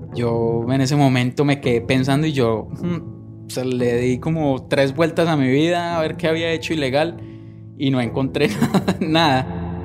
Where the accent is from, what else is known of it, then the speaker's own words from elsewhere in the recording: northern Valle del Cauca, Colombia; moved away as an adult; also born or lived in Armenia, Colombia; now in Costa Rica; nací en Colombia, en el norte del valle, una región cafetera